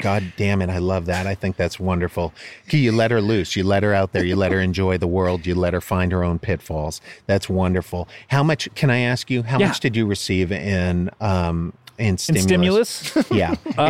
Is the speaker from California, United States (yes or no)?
no; Portsmouth, New Hampshire, United States; born there; I was born in Portsmouth, New Hampshire, but not under the United States.